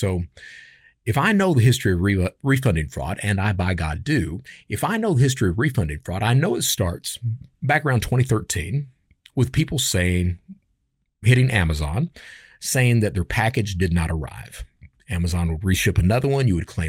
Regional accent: New York, United States; born there; And I come from, I was born in New York, but we migrated down. We moved down. My dad was in the military.

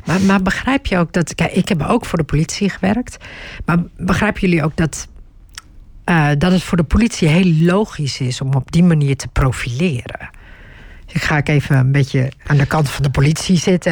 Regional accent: Turkey; now in Netherlands; als je Turks bent, zoals ik

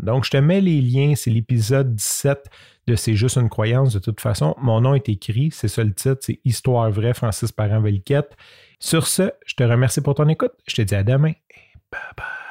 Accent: Canada; accent: French Canadian; first language French; mon accent French Canadian accent

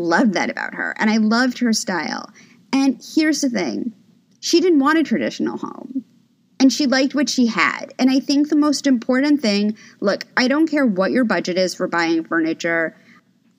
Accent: New York City, New York, United States; I'm originally from New York City. I grew up on the Upper East Side

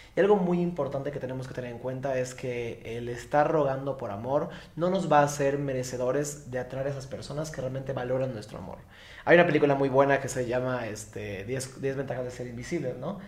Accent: Mérida, Yucatán, Mexico; accent: Yucatecan; originario de Mérida, Yucatán, por eso se escuchan el acento como raro, no soy de otro país, soy yucateco

